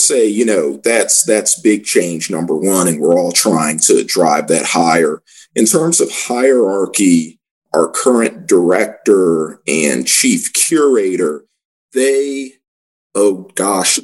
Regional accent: Washington, District of Columbia, United States; So I grew up in Washington, D.C., going to the National

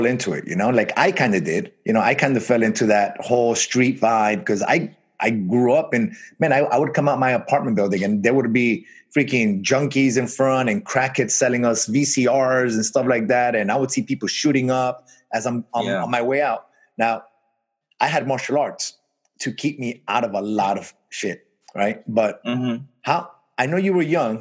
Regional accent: New York City, New York, United States; moved away as an adult; now in Florida, United States; I grew up in Brooklyn, New York

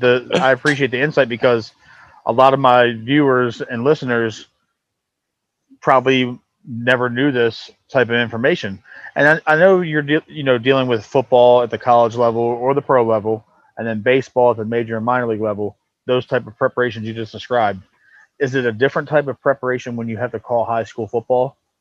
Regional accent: Baltimore, Maryland, United States; My, my parents had a mom and pop corner store for 25 years in, in, in North Baltimore City

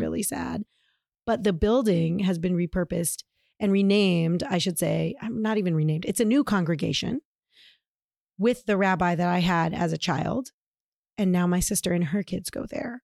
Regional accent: Tucson, Arizona, United States; moved away; also born or lived in Georgia; I grew up in Tucson

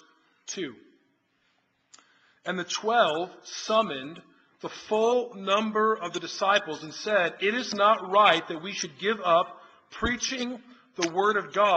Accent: outside Chicago, Illinois, United States; also born or lived in Philadelphia, Pennsylvania / Washington, D.C.; now in Rock Hill, United States; I grew up outside Chicago, went to school in Philly.

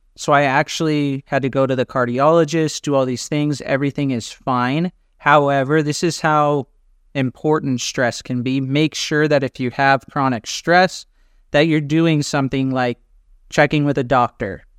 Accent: Orange County, California, United States; moved away as an adult; now in Athens, Greece; I grew up in California, and now I live in Athens, Greece

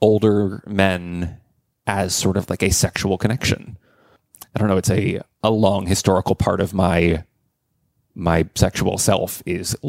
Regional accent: DC suburbs in Virginia, United States; I grew up in the DC suburbs in Virginia

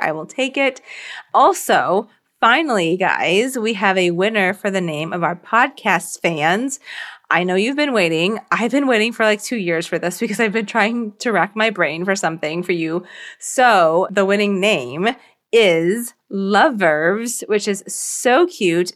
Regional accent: southern Virginia, United States; I grew up in Virginia in like the southern part of Virginia

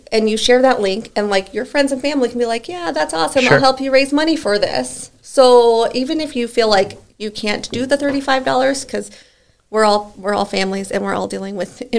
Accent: Omaha, Nebraska, United States; like I'm from Omaha, so even my family in Omaha can be like

